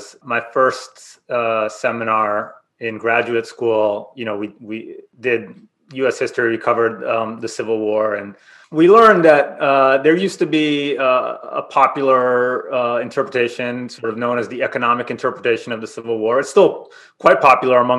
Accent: Israel; moved away; I'm from Israel originally

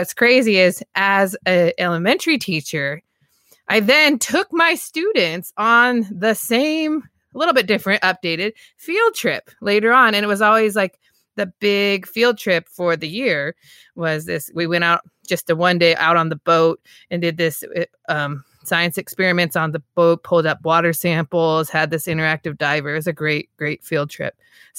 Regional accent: Walla Walla, Washington, United States; now in Seattle, United States; I grew up in Walla Walla, Washington, so much smaller town, 5 hours to like the nearest big city, 5 hours from Seattle, which is where I am now.

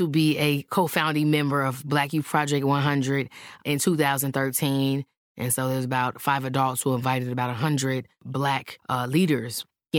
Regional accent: Chicago, Illinois, United States; I was born on the West Side. It's an African-American and Puerto Rican community.

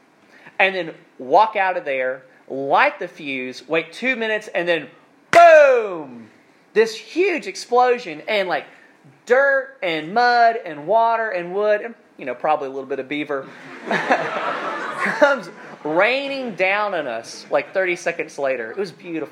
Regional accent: South Alabama, United States; now in North Carolina, United States; I'm from South Alabama, and we do things a little bit differently down there. And growing up, my family had like honeyland, farmland

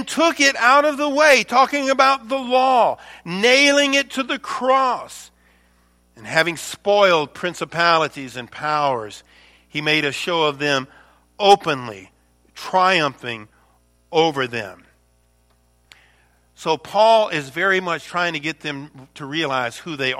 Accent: the South, United States; I'm from the South

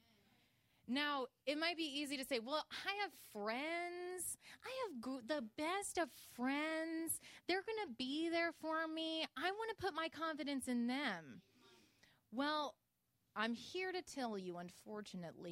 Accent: Illinois, United States; I am from Illinois, and I grew up in the woods in a log cabin.

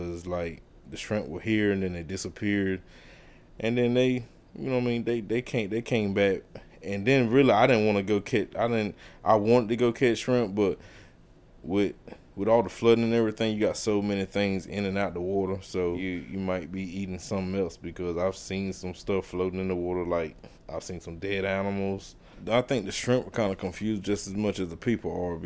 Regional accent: South River, Merrimon, North Carolina, United States; I'm from South River, Merman. It's pretty much a big community. Everybody's somebody's mom, somebody's dad. You can get a whooping if you're doing something.

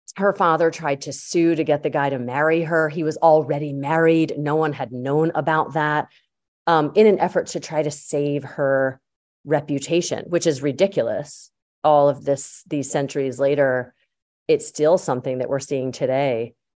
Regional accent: Yardley, Pennsylvania, United States; I grew up in Yardley, Pennsylvania

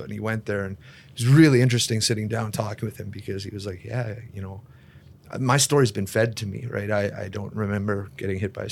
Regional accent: Kleefeld, Manitoba, Canada; I grew up in Cleefeld, like a few stop signs, tiny town

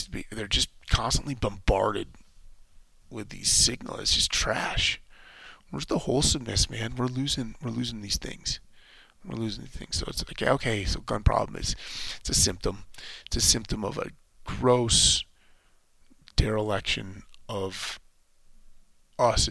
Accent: United States; as an American

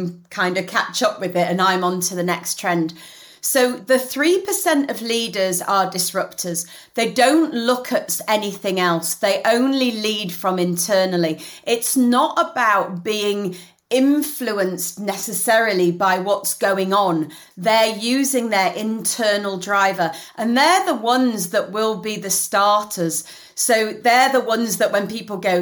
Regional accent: Leeds, Yorkshire and the Humber, United Kingdom; moved away as an adult; now in London, United Kingdom; I am a northerner through and through. You know, I'm from Leeds. And even though, yes, I live in London, my family still lives in Leeds.

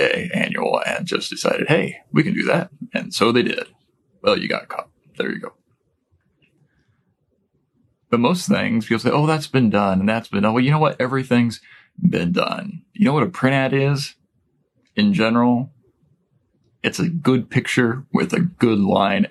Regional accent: Midwest, United States; I'm a Midwesterner and that's how we talk.

